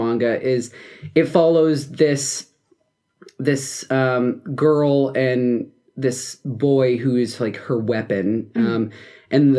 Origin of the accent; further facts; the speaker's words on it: South Dakota, United States; my home state of South Dakota.